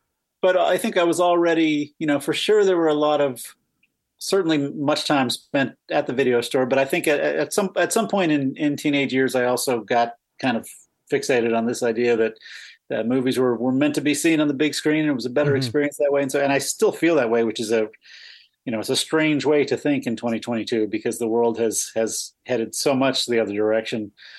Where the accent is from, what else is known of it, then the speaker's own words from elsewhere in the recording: Boston, Massachusetts, United States; No, I'm from Massachusetts, from Boston.